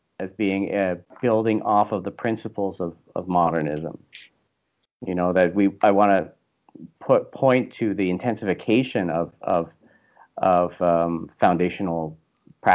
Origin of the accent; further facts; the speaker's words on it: Canada; I'm Canadian